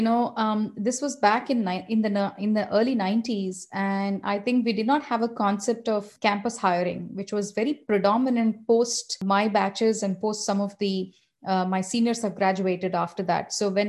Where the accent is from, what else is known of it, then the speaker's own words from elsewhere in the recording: Hyderabad, Telangana, India; And I come from Hyderabad. I was born and brought up